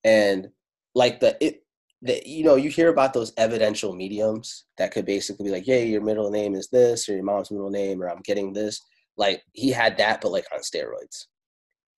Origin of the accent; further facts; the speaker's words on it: Italy; first language Italian; English is a second language; Italian was my first language. I'm Afro-Italiano